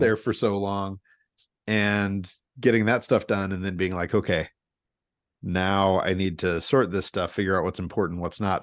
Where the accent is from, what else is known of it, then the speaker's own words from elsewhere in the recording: St. Louis, Missouri, United States; now in Portland, United States; I grew up in Saint Louis